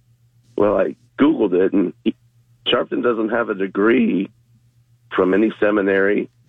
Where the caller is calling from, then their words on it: Longwood, United States; Hey, good morning. … calling from Longwood.